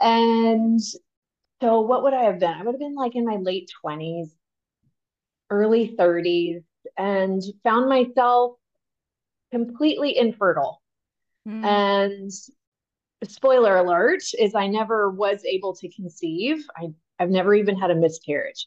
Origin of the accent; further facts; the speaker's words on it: Texas, United States; also born or lived in Pennsylvania; I grew up in Texas. Texas is home. I landed here by first grade.